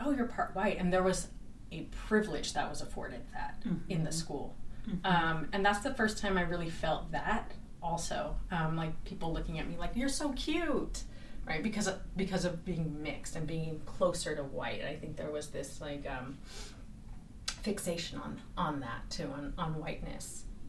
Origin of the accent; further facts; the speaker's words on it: Bay Area, California, United States; also born or lived in San Francisco; I think I grew up in the Bay Area. I'm a child of the 70s